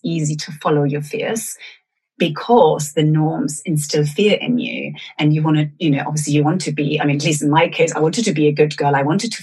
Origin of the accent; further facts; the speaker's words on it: Germany; moved away; also born or lived in Venezuela; I grew up in Germany and then moved to Venezuela with my family